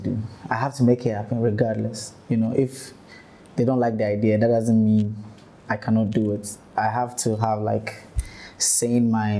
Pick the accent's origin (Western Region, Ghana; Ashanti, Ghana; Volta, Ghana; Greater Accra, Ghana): Greater Accra, Ghana; Ashaiman; I come from Ashaiman.